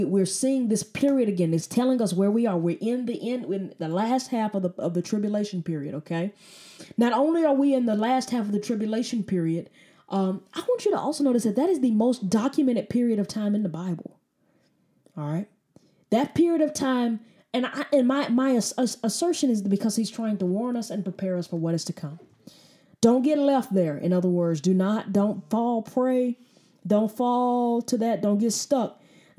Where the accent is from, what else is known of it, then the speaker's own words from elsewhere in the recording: United States; as an American